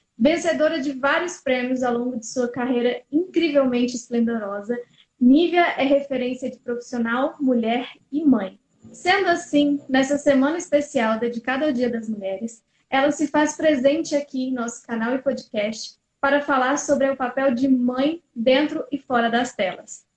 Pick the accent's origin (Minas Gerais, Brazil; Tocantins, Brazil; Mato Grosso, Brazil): Tocantins, Brazil; Eu sou do Tocantins, mas minha mãe mora em Minas